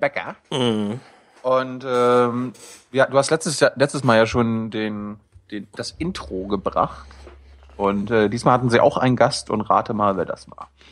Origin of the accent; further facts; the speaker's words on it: Mecklenburg-Vorpommern, Germany; moved away; also born or lived in Berlin; ich komme aus, aus Mecklenburg